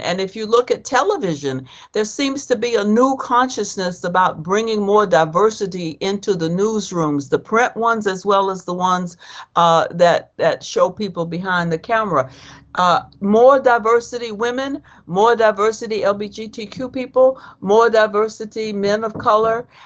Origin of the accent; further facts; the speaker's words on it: Georgia, United States; I grew up in Georgia, so I knew black people and I knew white people